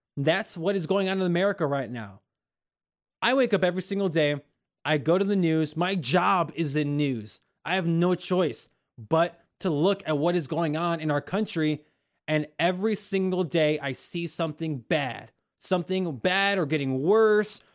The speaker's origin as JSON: {"language": "English", "region": "Northwest Indiana", "country": "United States", "also_born_or_lived": "Oklahoma", "said": "I'm from Northwest Indiana"}